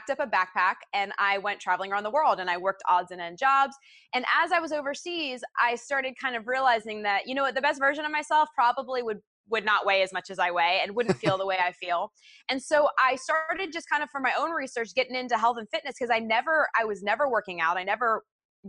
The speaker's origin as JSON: {"language": "English", "country": "United States", "also_born_or_lived": "Orlando / Portland, Oregon", "moved": "yes"}